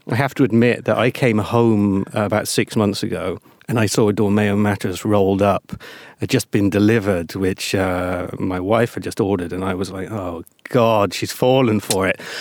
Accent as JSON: {"language": "English", "country": "United Kingdom", "moved": "yes", "lives_now": "Latvia", "said": "being British"}